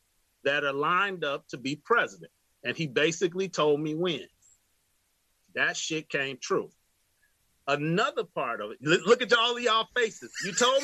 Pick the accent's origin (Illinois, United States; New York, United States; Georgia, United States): Illinois, United States; Chicago; I grew up in Chicago, obviously. 95th and Peoria on the south side of Chicago